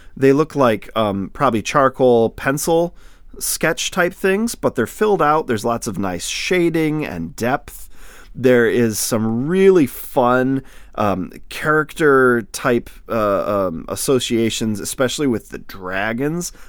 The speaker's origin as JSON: {"language": "English", "area": "northern Lower Peninsula", "region": "Michigan", "country": "United States", "said": "I'm from Michigan, too. Yay! I'm from the, uh, the northern lower peninsula"}